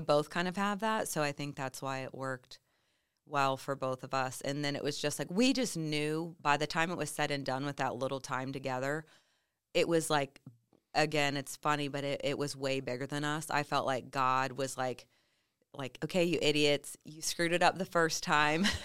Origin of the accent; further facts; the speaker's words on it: Midwest, United States; moved away; I was raised in the Midwest